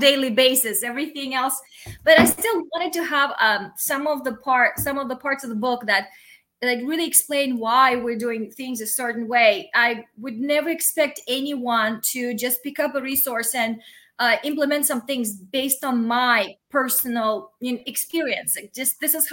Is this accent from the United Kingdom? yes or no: no; Russia; first language Russian; English is a second language; moved away as an adult; now in United States; I'm Russian. That's my first language. I came to the United States as an adult